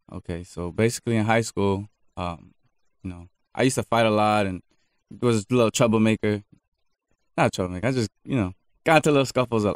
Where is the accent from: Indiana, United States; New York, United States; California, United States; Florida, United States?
Florida, United States; Miami; I'm from Miami